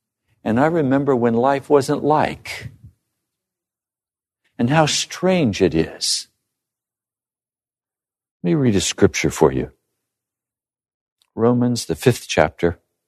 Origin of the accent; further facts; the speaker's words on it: Bosler, Wyoming, United States; As I grew up living in Bosler, I remember the first time I had an ice cream.